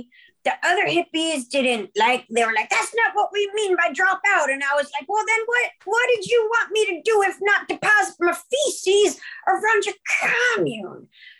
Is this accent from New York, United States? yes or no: no; California, United States; Well, no, I'm from actually from Southern California.